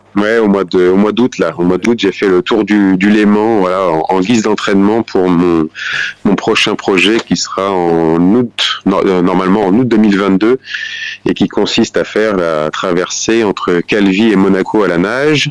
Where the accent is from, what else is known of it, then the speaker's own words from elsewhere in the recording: Bourges, Centre-Val de Loire, France; dans la ville où j'ai grandi, à Bourges, en région Centre-Val de Loire